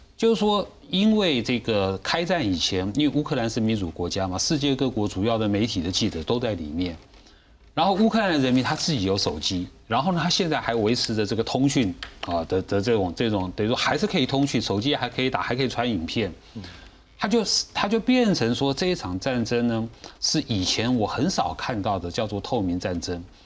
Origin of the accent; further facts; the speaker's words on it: Taiwan; 是我们台湾人民自动自发的